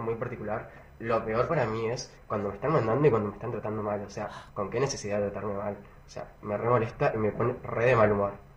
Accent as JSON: {"language": "Spanish", "town": "Chajarí", "region": "Entre Ríos", "country": "Argentina", "said": "Soy de Chajarí Entre Ríos"}